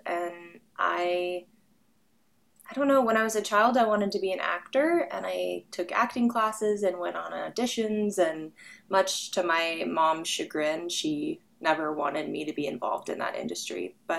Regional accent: Arizona, United States; And I have fond memories of growing up in Arizona.

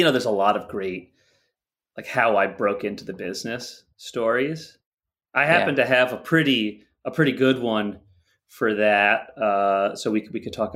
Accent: the greater New York area, United States; the New York, the greater New York area

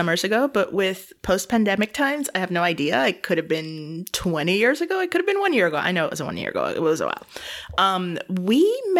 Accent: Evanston, Illinois, United States; born there; now in Chicago, United States; So I was born in Evanston, Illinois, which is a very random place for me to have been born because I now live in Chicago

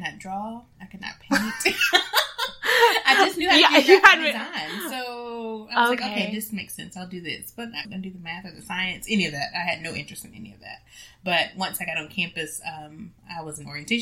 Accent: Oxford, Alabama, United States; moved away as an adult; now in Pensacola, United States; I'm from Oxford, Alabama

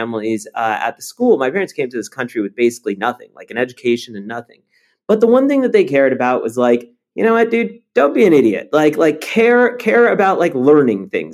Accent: Los Angeles, California, United States; English is a second language; also born or lived in Paris, France; growing up

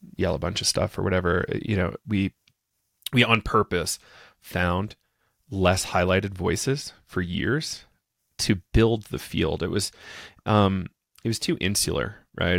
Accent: New Hampshire, United States; now in Colorado, United States; I'm from New Hampshire, uh, in the United States originally. Uh, grew up on a small little farm. Um, and now I'm living in Colorado

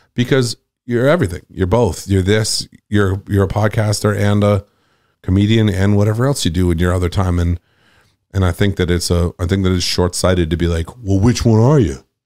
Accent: Nantucket, Massachusetts, United States; moved away as an adult; also born or lived in Boston; I'm from Nantucket

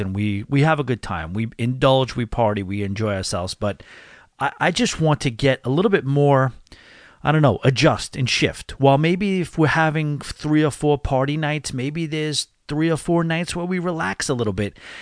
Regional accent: New York, United States; growing up in New York, we had this uh, channel called 1010 Wins

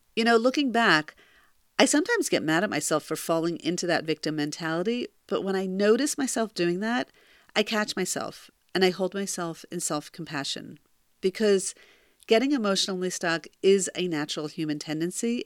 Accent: close to Philadelphia, Pennsylvania, United States; my hometown close to Philadelphia

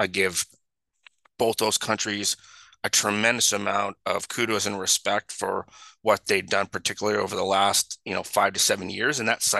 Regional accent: Canada; and I'm a Canadian

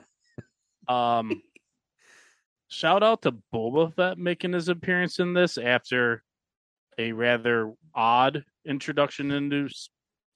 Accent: Buffalo, New York, United States; Growing up in Buffalo

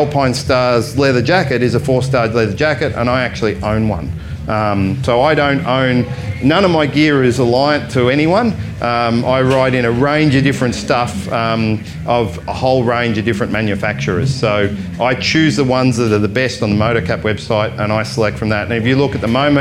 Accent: Australia; I am Australian

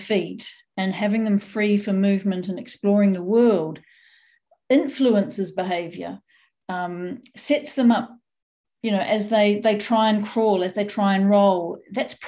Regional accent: New Zealand; I grew up in New Zealand, so we were barefoot quite a lot.

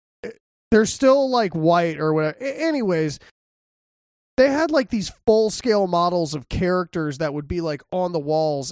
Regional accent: Texas, United States; I'm from Texas, of course, that's what I want.

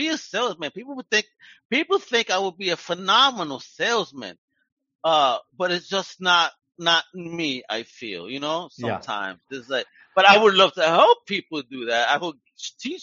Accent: New York, United States; I'm a New Yorker

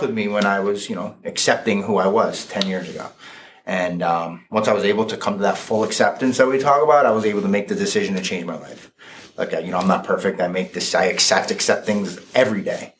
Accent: Fairfield, United States; I grew up in Fairfield, went through Fairfield schools

